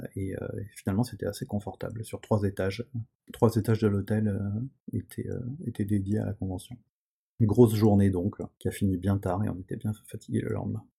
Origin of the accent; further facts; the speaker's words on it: France; chez nous en France